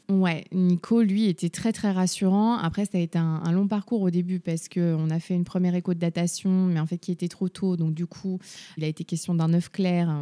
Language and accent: French; Rennes, Brittany, France; je viens de Rennes, j'ai 29 ans